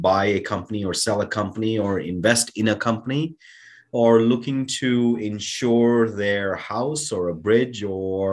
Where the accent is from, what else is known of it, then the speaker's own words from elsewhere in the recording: India; now in United States; growing up in India, you know, I would look at the stars and I would dream about coming to America